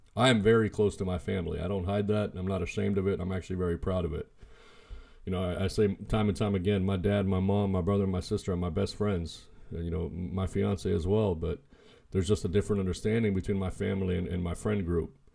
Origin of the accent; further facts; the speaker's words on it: United States; I was born in the States. I was born in the United States, and, and I'm happy to be American